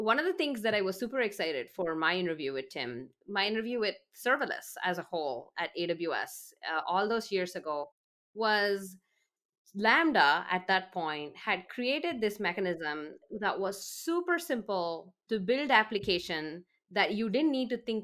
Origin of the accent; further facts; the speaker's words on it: India; moved away; I grew up in India